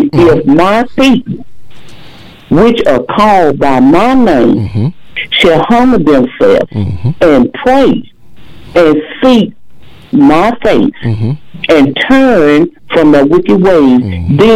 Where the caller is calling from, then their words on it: Atlanta, Texas, United States; I'm calling from Atlanta, Texas.